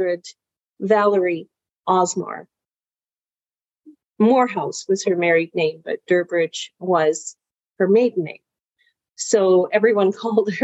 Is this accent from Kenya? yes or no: no; England, United Kingdom; now in Canada; I'm originally from England. So my family emigrated in 1969